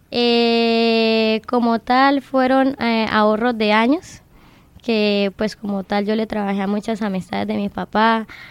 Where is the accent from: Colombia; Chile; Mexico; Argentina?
Colombia; Bucaramanga, Santander; also born or lived in Girón, Santander / Lebrija, Santander; Soy nacida en Bucaramanga, criada en Girón, Bucaramanga y Lebrija